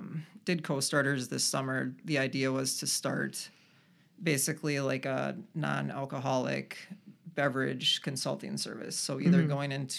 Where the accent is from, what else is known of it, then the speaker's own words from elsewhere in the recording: Rochester, New York, United States; I grew up in Rochester, lived here for a number of years, and then kind of swore the town off, moved away to the cities